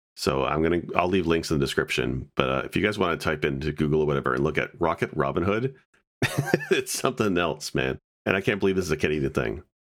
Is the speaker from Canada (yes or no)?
yes; Canada; as Canadian